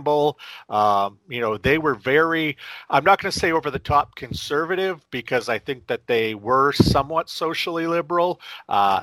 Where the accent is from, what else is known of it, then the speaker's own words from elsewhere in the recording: central Maine, United States; also born or lived in Tokyo, Japan; I grew up in central Maine